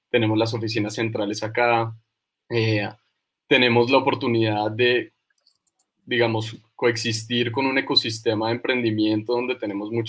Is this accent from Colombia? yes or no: yes; Colombia; muchos de los socios de, de la compañía somos colombianos de distintas regiones